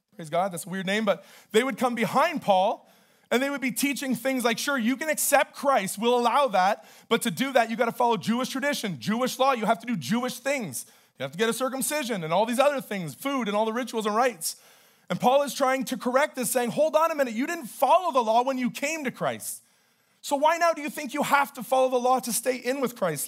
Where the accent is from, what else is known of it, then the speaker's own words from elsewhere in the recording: Canada; I'm Canadian.